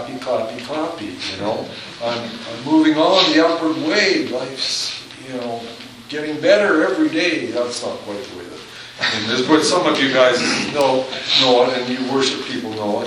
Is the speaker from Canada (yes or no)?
yes; Southern Alberta, Canada; now in Hanna, Canada; I'm from Southern Alberta